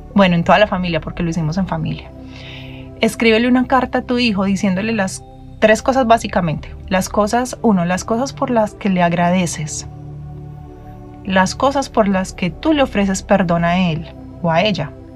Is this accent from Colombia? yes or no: yes; Medellín, Antioquia, Colombia; como decimos en mi tierra en Medellín